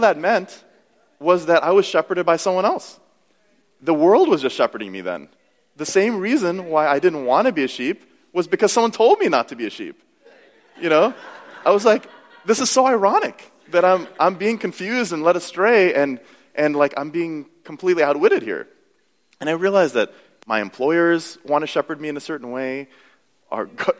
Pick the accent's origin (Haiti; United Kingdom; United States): United States; I grew up in America